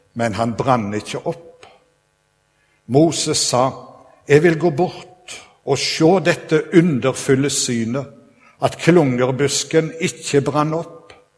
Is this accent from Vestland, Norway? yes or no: yes; Sveio, Vestland, Norway; now in Stavanger, Norway; jeg kommer opprinnelig fra Sveio. Og så har jeg bodd her i Stavanger nå i 27 år